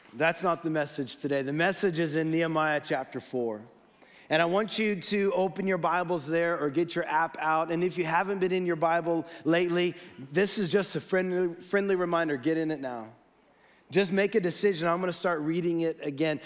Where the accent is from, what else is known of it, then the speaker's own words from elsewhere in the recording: Los Gatos, California, United States; I was born in Los Gatos, uh, dedicated here as a baby by Pastor Ken